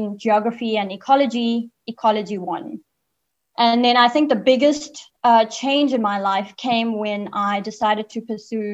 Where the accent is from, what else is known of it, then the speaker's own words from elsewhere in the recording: Zimbabwe; moved away; I was born in Zimbabwe and grew up there for a bit.